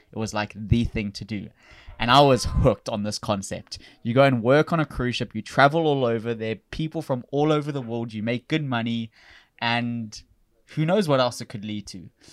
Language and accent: English; South Africa; moved away as an adult; also born or lived in Florida / New York / New Orleans; I'm from South Africa originally